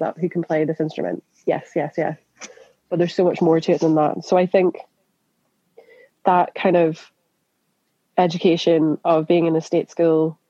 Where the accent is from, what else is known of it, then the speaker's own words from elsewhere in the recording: Northern Ireland, United Kingdom; moved away as an adult; also born or lived in Scotland; now in London, United Kingdom; in Northern Ireland, I'm not from Belfast